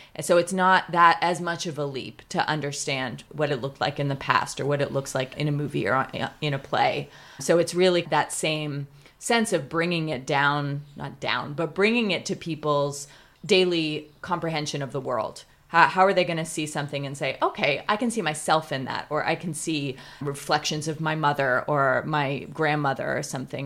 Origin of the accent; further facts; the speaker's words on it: Pasadena, California, United States; I loved growing up in Pasadena.